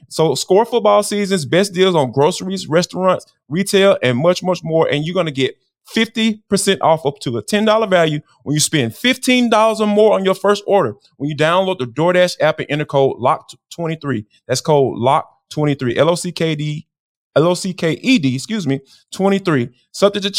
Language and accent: English; Atlanta, Georgia, United States; And growing up in Atlanta, I still don't get it to this day.